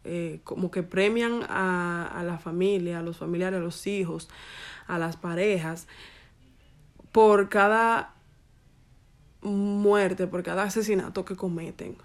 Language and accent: Spanish; Dominican Republic; como buena dominicana